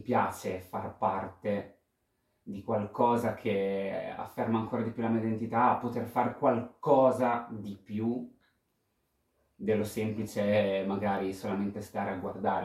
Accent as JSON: {"language": "Italian", "town": "Pesaro", "region": "Marche", "country": "Italy", "said": "vengo da Pesaro e ho 31 anni"}